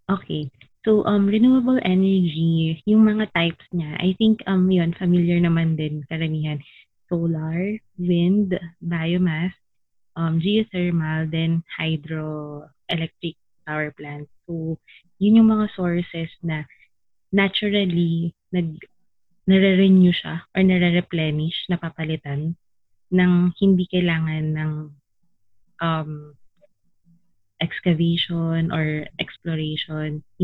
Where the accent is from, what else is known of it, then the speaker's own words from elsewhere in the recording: Laguna, Calabarzon, Philippines; also born or lived in Mandaluyong; but I'm from Laguna talaga. So currently we are working from home. I'm from Laguna and I've been on lockdown with my parents.